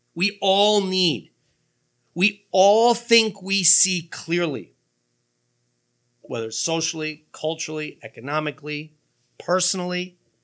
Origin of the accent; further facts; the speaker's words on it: United States; American Christians